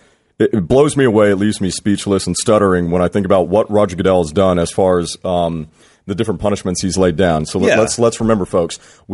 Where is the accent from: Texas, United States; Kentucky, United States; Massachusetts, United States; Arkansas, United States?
Texas, United States; as a Texan.